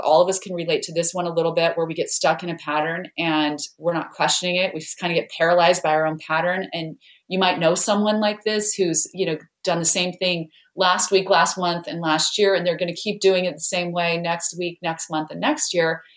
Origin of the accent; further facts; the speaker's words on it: Idaho, United States; I grew up in Idaho where there are lots of potatoes, but no mangoes